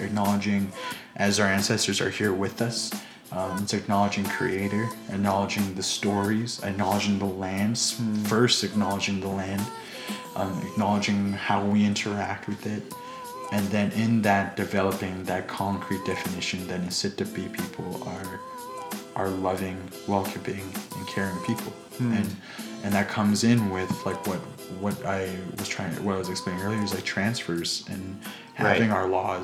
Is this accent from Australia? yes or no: no; Blackfoot, Treaty 7 land, Alberta, Canada; We're Blackfoot. We were never brought up to think that we're Canadian.